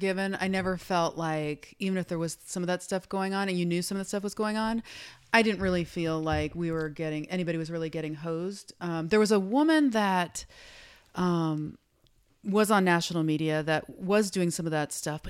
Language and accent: English; Denver, Colorado, United States; I grew up in Denver.